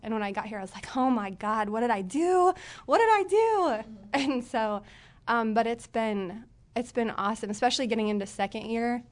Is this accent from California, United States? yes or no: no; Springfield Branson area, Missouri, United States; moved away; I'm from the Springfield Branson area.